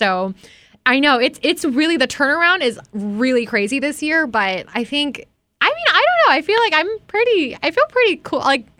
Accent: Hawaii, United States; growing up in Hawaii, you're not really taught to boast.

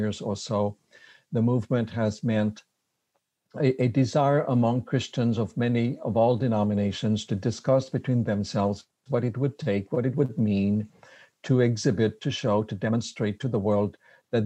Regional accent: Quebec City, Quebec, Canada; accent: French Canadian; English is a second language; moved away as an adult; also born or lived in Berrien Springs, Michigan; now in Michigan, United States; I am a French Canadian. I'm from Quebec City, moved here to Andrews University about 27 years ago

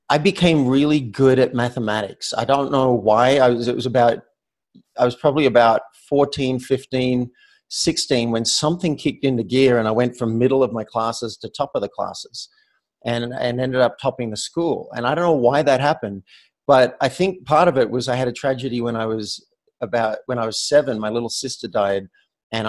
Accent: Australia; accent: Australian; moved away as an adult; now in Boulder, United States; I'm from Australia, and I've spent so much time in the U.S. I came over. I'm 51 now. I came over at the age of 23

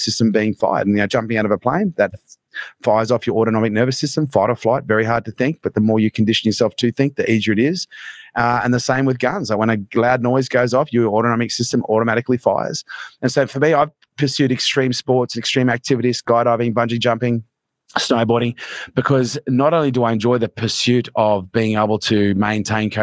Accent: Townsville, Queensland, Australia; where we grew up in Townsville was a pretty rough place

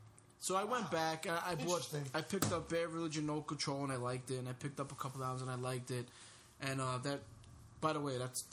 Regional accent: Brooklyn, New York, United States; born there; So we were born in Brooklyn, Bay Ridge, Brooklyn.

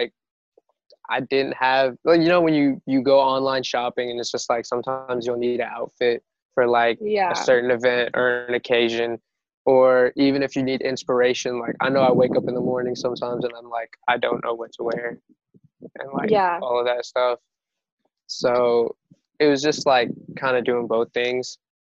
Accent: Louisville, Kentucky, United States; Like, you know, we're from Louisville, like, yo, it's not happening over there.

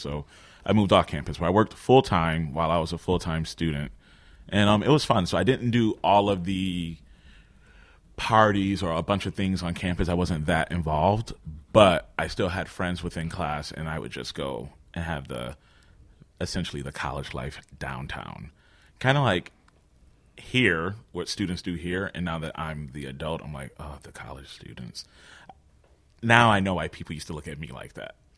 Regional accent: Rochester, New York, United States; moved away as an adult; also born or lived in Albany, New York / Plattsburgh, New York / United Arab Emirates; I was born and raised in good old Rochester, New York

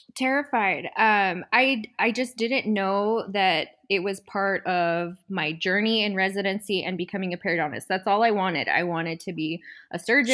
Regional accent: southern New Mexico, United States; also born or lived in Southern California; I'm originally from New Mexico. It's a super small town in southern New Mexico, really close to Texas.

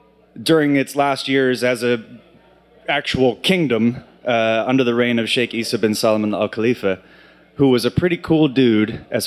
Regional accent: Texas, United States; also born or lived in South Carolina / Alabama / Mississippi / Bahrain; now in Pennsylvania, United States; ask where I'm from originally, I normally just say Texas because it's a lot easier to say than, well, I was born in South Carolina, but I don't have any memory of that because we moved to Texas and then to Alabama and then to Mississippi

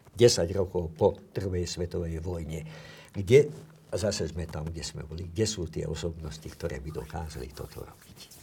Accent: Slovakia

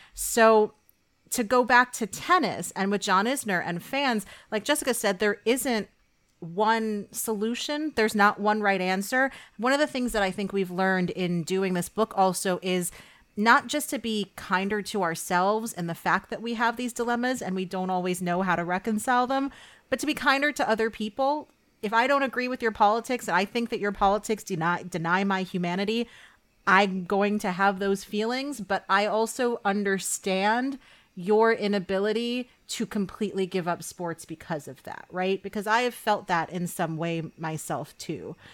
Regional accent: New York, United States; I'm from New York

